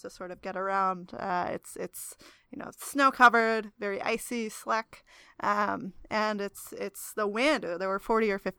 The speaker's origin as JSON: {"language": "English", "region": "New Jersey", "country": "United States", "tie": "born or raised there", "said": "I grew up in New Jersey"}